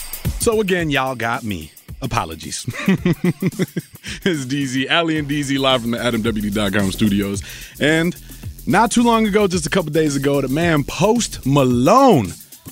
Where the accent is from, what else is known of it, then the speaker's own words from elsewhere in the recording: Colombia; accent: Colombian; Well, Colombian, my accent came out, good one.